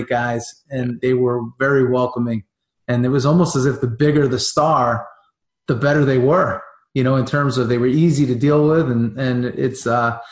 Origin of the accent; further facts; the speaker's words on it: New York, United States; growing up in New York around, you know, the Italian table